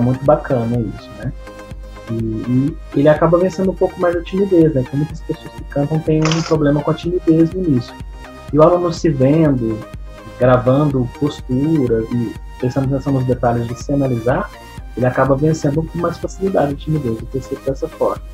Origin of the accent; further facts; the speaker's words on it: Franca, São Paulo, Brazil; eu sou daqui da cidade de Franca